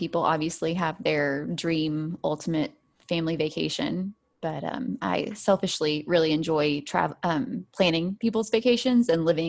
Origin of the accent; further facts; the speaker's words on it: Arkansas, United States; moved away as an adult; now in Oklahoma, United States; I'm originally from Arkansas. I grew up there, went to school and college there, but now I am in Oklahoma because I got married and that's where he was. So we've been here for, I've been here married to him 11 years this month.